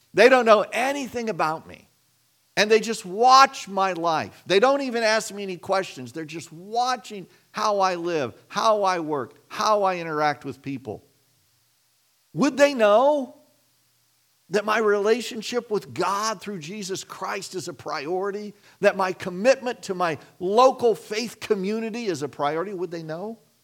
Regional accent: Kansas, United States; I grew up in Kansas

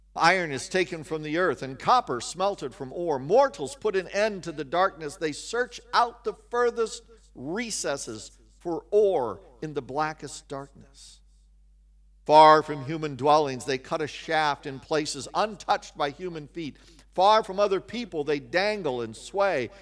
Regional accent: Kansas, United States; also born or lived in West Virginia; I grew up in Kansas

